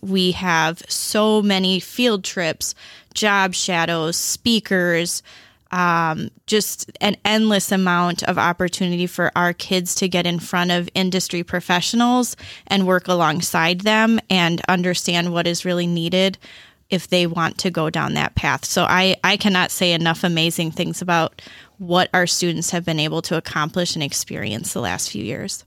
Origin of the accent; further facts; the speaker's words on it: Beloit, Wisconsin, United States; I was born and raised in Beloit